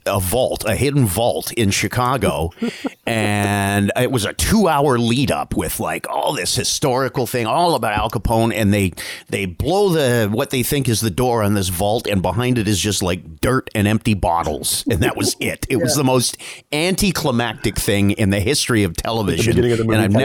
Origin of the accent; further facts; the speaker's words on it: Hamilton, Ontario, Canada; We're from Hamilton